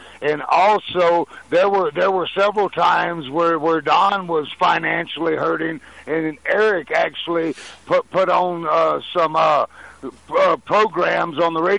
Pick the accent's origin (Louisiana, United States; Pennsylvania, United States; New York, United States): Louisiana, United States; I'm an American. I was born in Louisiana, the foot state